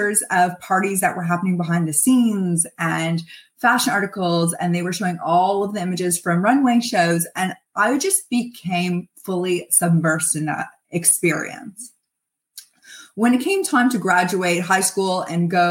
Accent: Toronto, Ontario, Canada; also born or lived in Montreal; I'm from Toronto and went to school in Montreal. And I had come back to Toronto

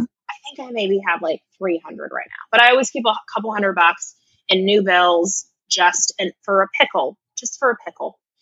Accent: United States; I'm clearly American

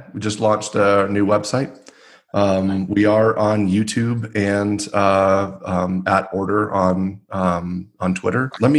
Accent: Atlanta, Georgia, United States; moved away as an adult; now in Denver, United States; I grew up in Atlanta

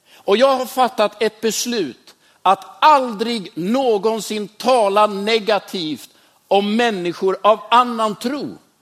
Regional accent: Västerås, Västmanland, Sweden; Jag är uppvuxen i Västerås

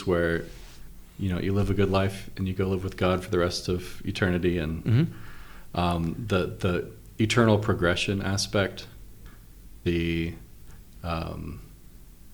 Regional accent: Washington, United States; now in Utah, United States; I grew up in Washington where they lived.

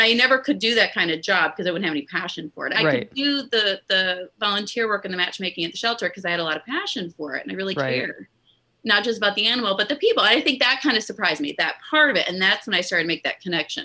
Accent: Midwest, United States; moved away; also born or lived in New Orleans; I grew up in the Midwest

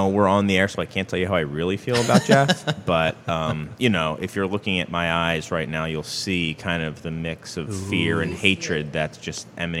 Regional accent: England, United Kingdom; Oh, my accent. Yeah. No, I'm from England originally. I hide it well.

